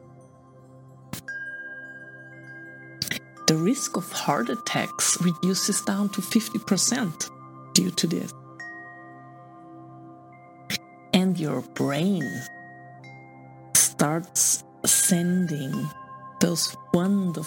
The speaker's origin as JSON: {"language": "English", "country": "Austria", "said": "I'm from Austria"}